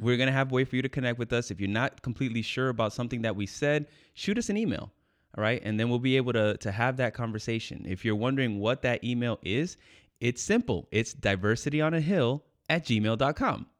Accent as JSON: {"language": "English", "region": "New York", "country": "United States", "tie": "born or raised there", "said": "I was born in New York"}